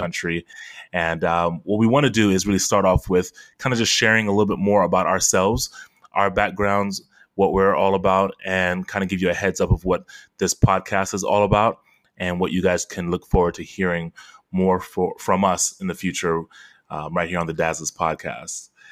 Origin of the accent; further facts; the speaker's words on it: Fort Lauderdale, Florida, United States; also born or lived in Queens, New York; I was born in Queens, New York, but raised in Fort Lauderdale